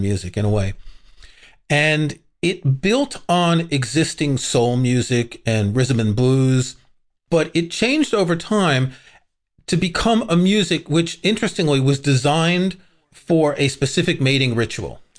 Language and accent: English; New York City, New York, United States; I grew up in Queens, New York